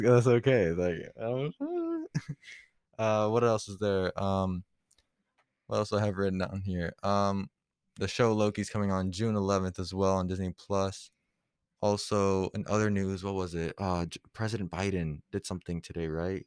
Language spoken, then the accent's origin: English; Puerto Rico; moved away; also born or lived in Florida; I grew up in P, like, Puerto Rico